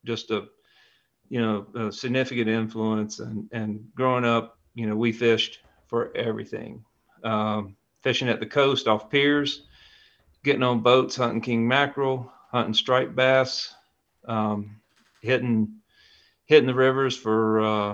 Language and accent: English; the Piedmont of North Carolina, United States; also born or lived in Ashe County, North Carolina; I grew up in the Piedmont of North Carolina, but my family's from up in the high country, up in Ashe County